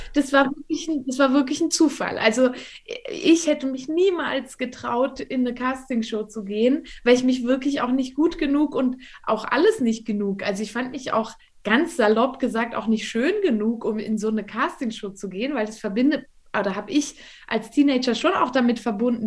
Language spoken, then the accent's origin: German; Valais, Switzerland; also ich bin hier im Wallis aufgewachsen, ich bin jetzt auch gerade hier, ähm, wohne hier auch immer noch.